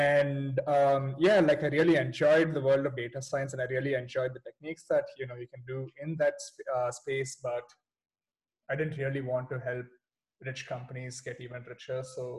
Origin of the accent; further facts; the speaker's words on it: Hyderabad, Telangana, India; moved away; I'm from Hyderabad.